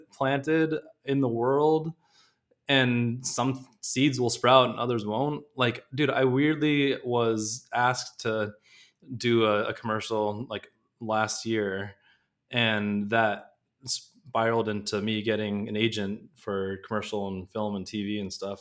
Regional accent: Southern California, United States; I grew up in Southern California

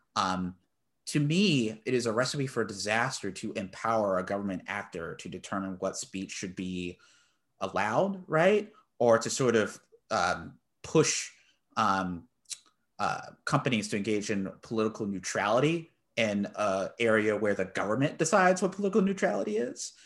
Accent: Texas, United States; I'm from the great state of Texas.

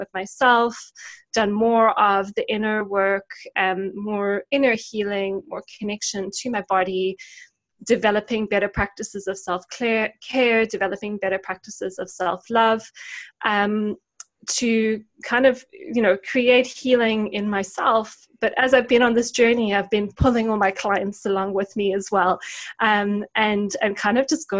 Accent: South Africa; moved away as an adult; also born or lived in United Kingdom; my parents actually both worked for the university in my hometown in South Africa

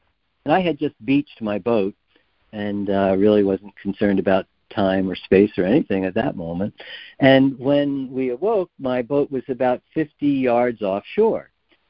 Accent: Japan; As I said, I grew up in Japan. I just didn't realize it until I left.

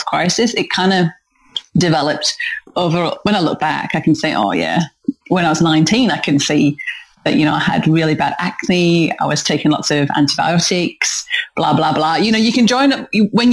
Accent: North East England, United Kingdom; moved away; Protestant work ethic that I grew up with in the northeast of England. If you're trying to work out where the hell my accent's from, then that's where it's from.

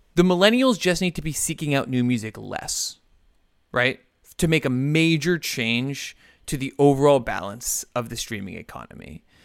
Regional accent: New Rochelle, New York, United States; my hometown of, of, of, uh, New Rochelle

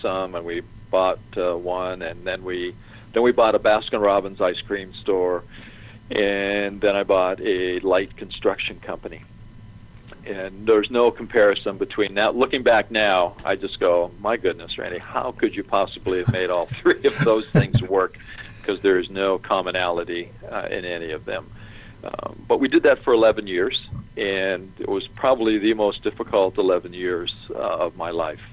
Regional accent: Leamington, Ontario, Canada; also born or lived in Los Angeles; now in Atlanta, United States; my hometown in Canada. We can go to Leamington

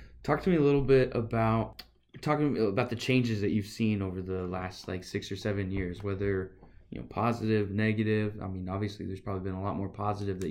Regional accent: Nebraska, United States; growing up in Nebraska

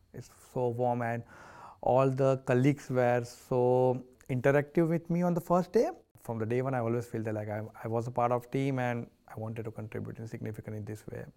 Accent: India; now in Australia; I'm coming from the India, Indian, uh, culture

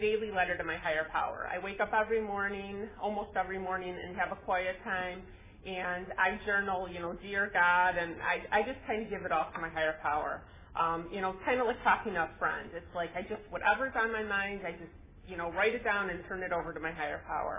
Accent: Chicago, Illinois, United States; moved away as an adult; now in California, United States; we moved to California from Chicago

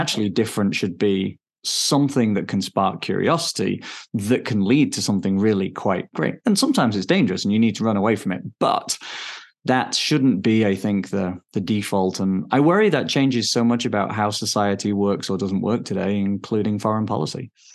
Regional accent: England, United Kingdom; moved away as an adult; now in Denver, United States; I'm British. I grew up in England. Um, now I live in Denver, Colorado

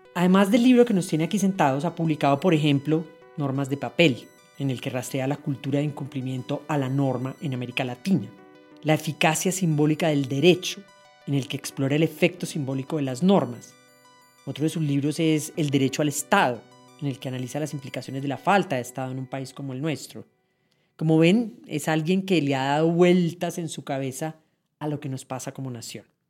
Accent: Colombia; como colombiano de hoy

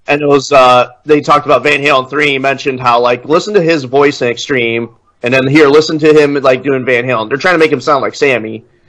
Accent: Illinois, United States; now in Indiana, United States; I grew up in in Illinois. Like I pretty much spent most of my life in Illinois

